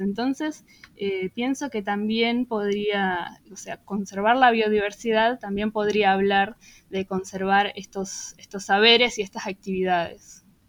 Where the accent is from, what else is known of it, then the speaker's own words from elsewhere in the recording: Buenos Aires, Argentina; nuestra identidad como porteños